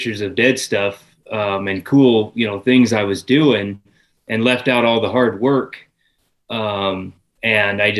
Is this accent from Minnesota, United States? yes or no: no; Northwest Nebraska, United States; I'm an electrician from Northwest Nebraska.